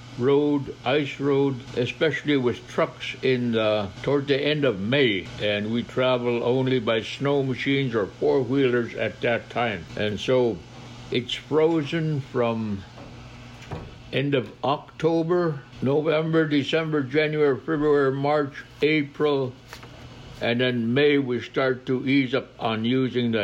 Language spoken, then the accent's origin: English; Napakiak, Alaska, United States; I have lived all my life in Alaska. My living was in Napakiak until I became 14 years old